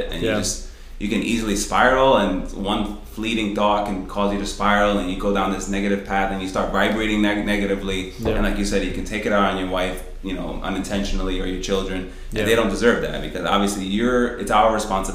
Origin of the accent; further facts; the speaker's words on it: New York City, New York, United States; now in Rochester, United States; we're from New York City. So, it's just, like, the concrete jungle all the time